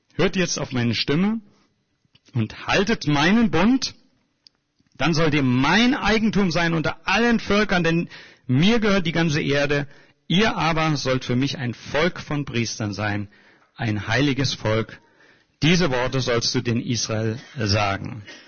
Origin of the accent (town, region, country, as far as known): Germany